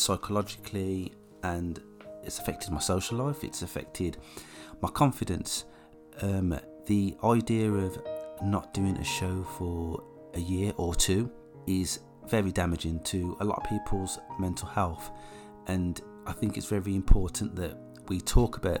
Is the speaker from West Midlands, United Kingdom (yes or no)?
yes; West Bromwich, West Midlands, United Kingdom; now in Lichfield, United Kingdom; I'm from the Midlands. I was born in West Brom, and I now live in Lichfield.